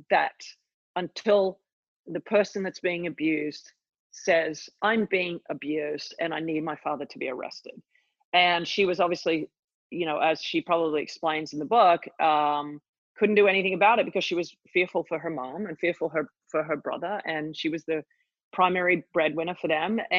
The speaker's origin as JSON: {"language": "English", "country": "Australia", "said": "Yeah, I definitely had a front row seat to it all."}